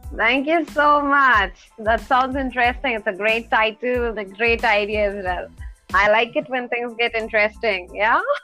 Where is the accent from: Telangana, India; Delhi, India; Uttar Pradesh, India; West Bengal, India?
Telangana, India; Hyderabad; I'm born and raised in Hyderabad